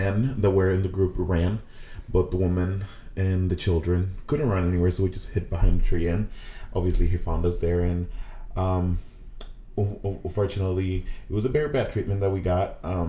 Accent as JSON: {"language": "English", "country": "Mexico", "second_language": "English", "moved": "yes", "lives_now": "United States", "said": "So I started learning English in Mexico. You know, just like here, they teach Spanish in Mexico."}